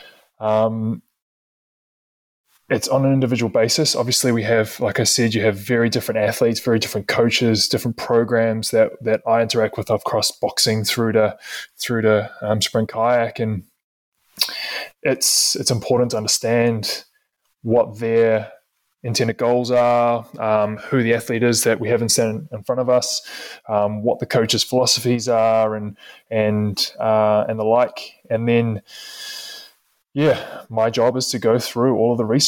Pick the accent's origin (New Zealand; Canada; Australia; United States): New Zealand; moved away as an adult; as a Kiwi, as an international athlete